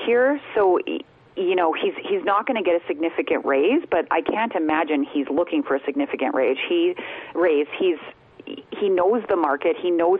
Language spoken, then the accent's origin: English; Edmonton, Alberta, Canada; I grew up around Northlands, Rexall, Skyridge Center, all the different iterations of it.